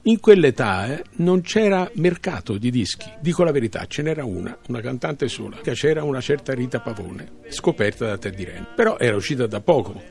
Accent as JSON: {"language": "Italian", "region": "Tuscany", "country": "Italy", "moved": "yes", "said": "sono toscano"}